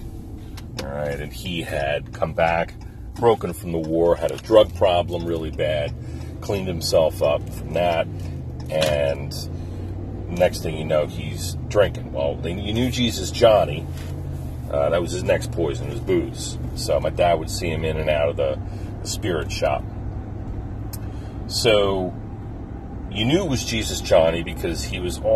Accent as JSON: {"language": "English", "area": "Jersey Shore, Ocean County", "region": "New Jersey", "country": "United States", "tie": "born or raised there", "also_born_or_lived": "Lansdale, Pennsylvania", "moved": "yes", "said": "I was born and raised in the Jersey Shore, Ocean County."}